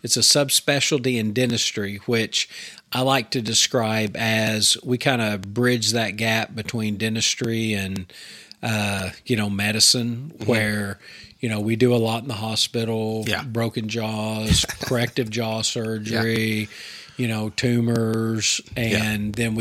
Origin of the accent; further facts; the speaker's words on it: Perry, Oklahoma, United States; also born or lived in Texas; I was raised in Oklahoma. Born in Texas.